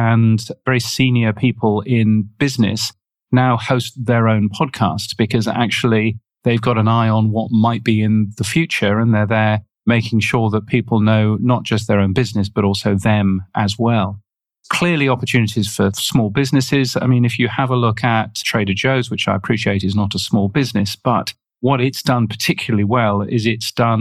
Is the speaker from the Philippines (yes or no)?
no; United Kingdom; accent: British; now in Australia; You can tell from my aloof British accent that I am British. I live in Australia